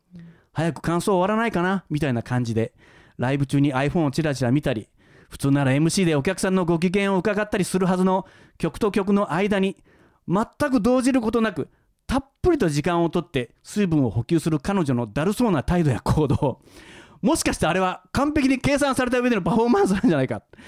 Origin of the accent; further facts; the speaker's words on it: Kansai, Japan; moved away as an adult; now in Tokyo, Japan; 関西に住んでた